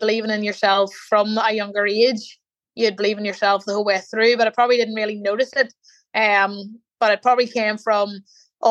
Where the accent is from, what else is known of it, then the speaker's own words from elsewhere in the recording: Newry, Northern Ireland, United Kingdom; where my hometown is, in Newry